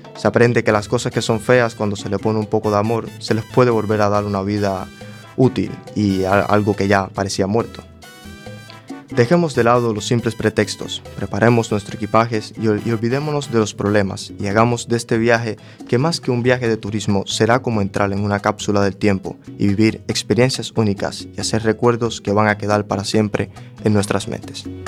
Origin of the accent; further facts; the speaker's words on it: Cuba; moved away; mi país natal, Cuba.